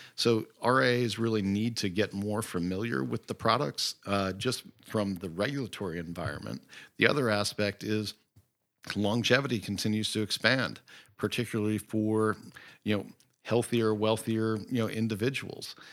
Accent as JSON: {"language": "English", "town": "Great Falls", "region": "Virginia", "country": "United States", "tie": "born or raised there", "also_born_or_lived": "Jersey City, New Jersey", "said": "I grew up in Great Falls, Virginia"}